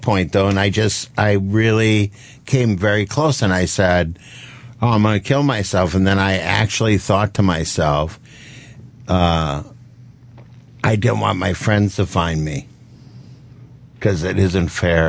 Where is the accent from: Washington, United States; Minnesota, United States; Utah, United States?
Minnesota, United States; I'm from Minnesota.